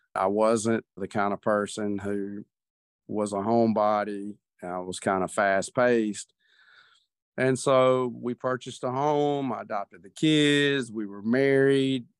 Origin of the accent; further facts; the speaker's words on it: the South, United States; Grew up in the South